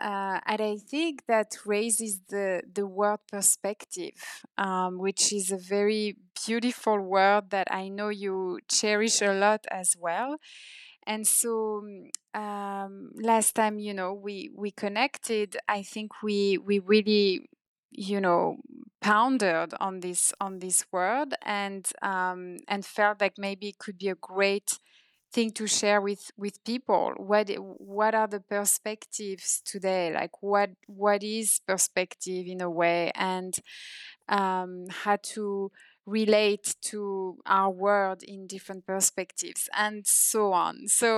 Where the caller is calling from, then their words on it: India; So now I'm calling you from India and you're calling me from Paris